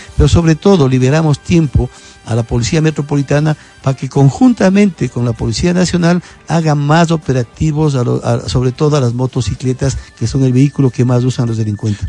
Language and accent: Spanish; Quito, Pichincha, Ecuador; soy un quiteño común como todo el resto